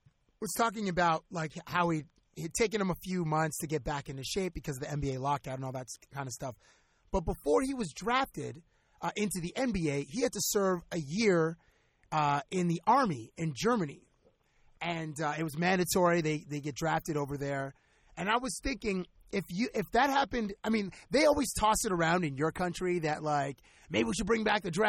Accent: Toronto, Ontario, Canada; from Toronto.

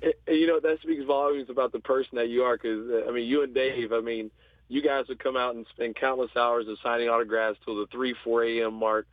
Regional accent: Oklahoma, United States; also born or lived in Houston / Calgary; now in Hamilton, Canada; I grew up in Oklahoma

